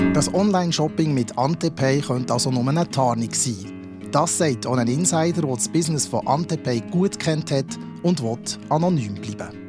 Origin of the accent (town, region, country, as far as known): Bern, Switzerland